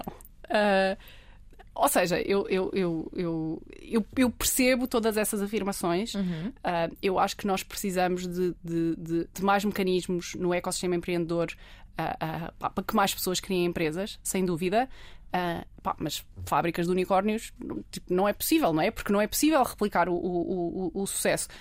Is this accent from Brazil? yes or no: no; Portugal; somos portugueses, pá, não estudamos no